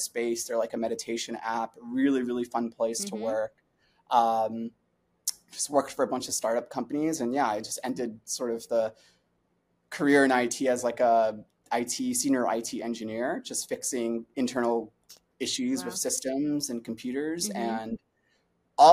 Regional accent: New York City, New York, United States; I'm from New York City originally, born and raised. I'm a Brooklyn kid.

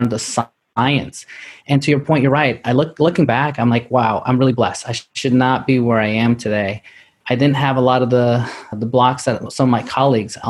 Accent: New York City, New York, United States; now in Dallas, United States; I grew up in New York City

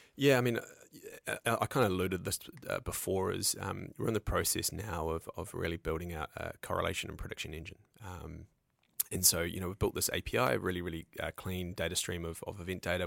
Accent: New Zealand; moved away as an adult; now in United States; I'm a Kiwi

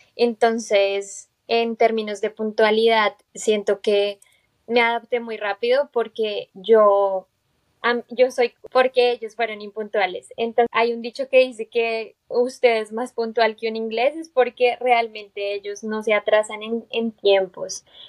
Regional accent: Bogotá, Colombia; moved away as an adult; now in United States; yo soy de Bogotá

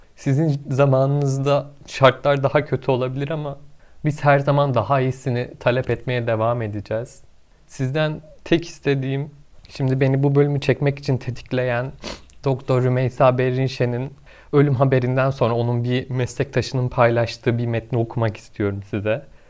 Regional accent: Kahramanmaraş, Turkey; doksan yedi yılında Kahramanmaraş'ta doğdum.

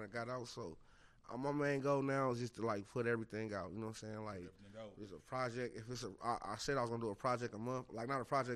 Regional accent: Minneapolis, Minnesota, United States; I grew up in Minneapolis

